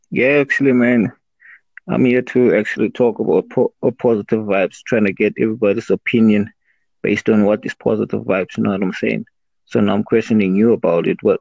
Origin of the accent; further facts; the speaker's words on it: South Africa; from SA. I'm from South Africa.